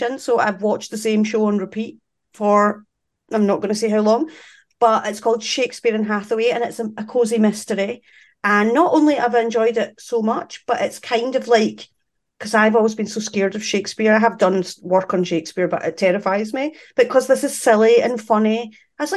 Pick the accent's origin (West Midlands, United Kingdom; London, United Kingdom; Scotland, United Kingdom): Scotland, United Kingdom; I'm not English